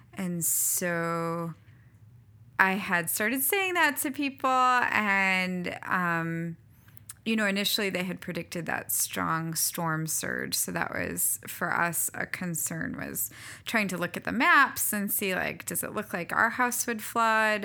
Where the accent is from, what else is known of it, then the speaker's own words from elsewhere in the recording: Hudson, New Hampshire, United States; moved away as an adult; also born or lived in Florida / Alma, Michigan; now in Lake Charles, United States; I grew up in Hudson, New Hampshire, so in New England, um, yeah, in a pretty small town